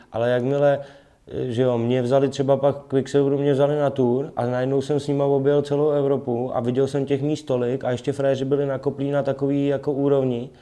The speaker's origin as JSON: {"language": "Czech", "region": "Prague", "country": "Czechia", "tie": "born or raised there", "said": "já jsem Pražák rodilej"}